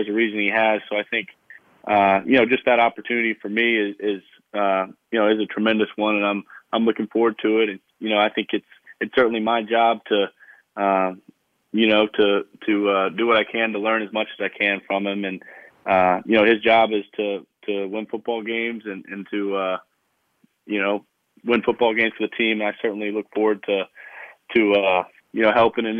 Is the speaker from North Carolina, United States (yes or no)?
yes; Charlotte, North Carolina, United States; I grew up in Charlotte, North Carolina